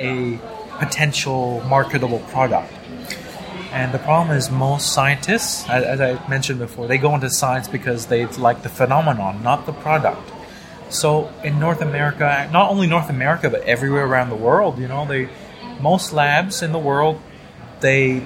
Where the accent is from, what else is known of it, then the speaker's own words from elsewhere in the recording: Thailand; moved away as an adult; also born or lived in Toronto; now in Singapore; growing up in Thailand